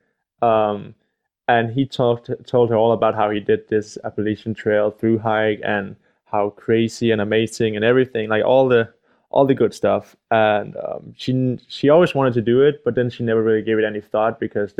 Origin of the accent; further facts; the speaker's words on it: Denmark; I'm from Denmark